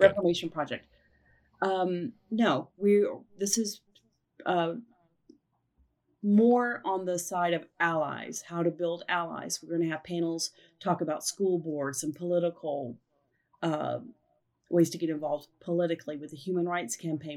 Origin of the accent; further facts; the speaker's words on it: Oklahoma City, Oklahoma, United States; here in Oklahoma City, the birthplace of Free Mom Hugs and my hometown